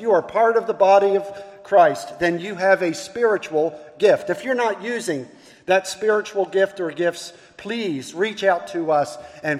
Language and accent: English; Baltimore, Maryland, United States; now in Charleston, United States; I'm from Baltimore. And so I was born and raised in Baltimore, which makes me a Baltimorean